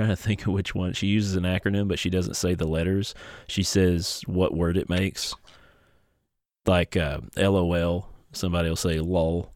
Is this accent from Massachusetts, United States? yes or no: no; Martin County, Kentucky, United States; moved away; my hometown